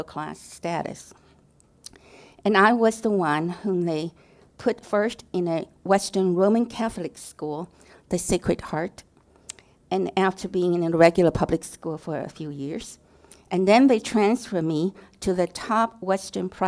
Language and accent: English; Taiwan; moved away; I was born and raised in Taiwan